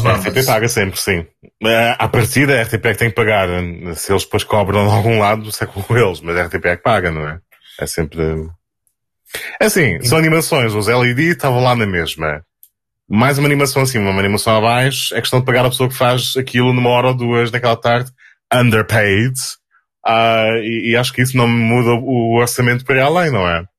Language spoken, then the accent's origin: Portuguese; Portugal; Nós, naquelas ilhas de onde, de onde eu venho